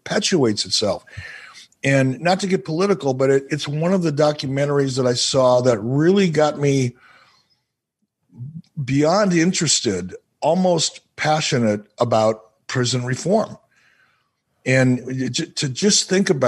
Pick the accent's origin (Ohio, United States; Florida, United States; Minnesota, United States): Minnesota, United States; as a kid growing up in Minnesota